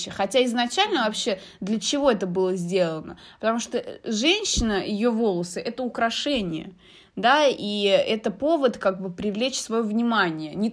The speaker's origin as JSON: {"language": "Russian", "country": "Algeria", "moved": "yes", "said": "у нас я из Алжира, вот э, у меня есть подруги из детства. Мы вот на одном районе все живем, мы с детства вместе"}